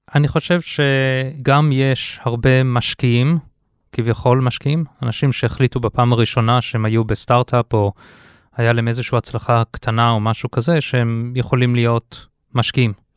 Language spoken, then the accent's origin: Hebrew; South Africa; moved away as an adult; also born or lived in United States / London, United Kingdom; now in Israel; אני אה, יליד הארץ, עזבתי את הארץ בגיל 6, גדלתי בדרום אפריקה, לכן המבטא